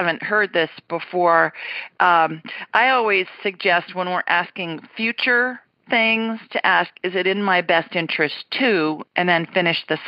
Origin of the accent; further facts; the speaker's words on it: Columbus, Ohio, United States; moved away; Columbus, my hometown